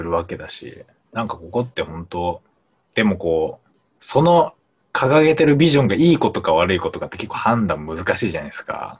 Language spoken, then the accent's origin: Japanese; Japan; moved away; 僕も地方出身者